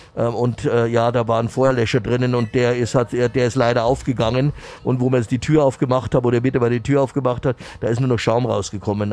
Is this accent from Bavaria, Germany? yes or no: yes; Munich, Bavaria, Germany; meine Heimatstadt